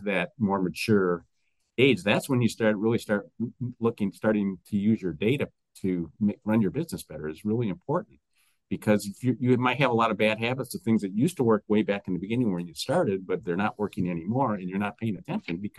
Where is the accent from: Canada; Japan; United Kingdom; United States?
United States; Detroit, Michigan; I'm from Detroit